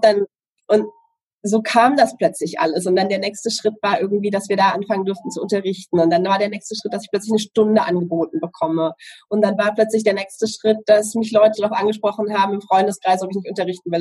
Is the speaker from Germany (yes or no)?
yes; Southern Germany, Germany; Ich komme aus Süddeutschland.